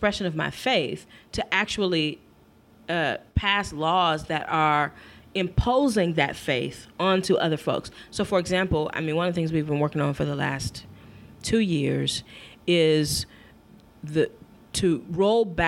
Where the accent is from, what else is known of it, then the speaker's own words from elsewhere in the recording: Michigan, United States; my home state of Michigan